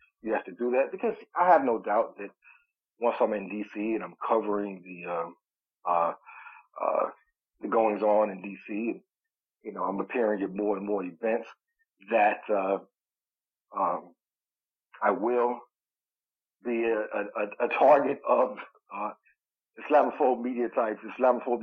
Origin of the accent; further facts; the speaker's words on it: St. Louis, Missouri, United States; my home state of Missouri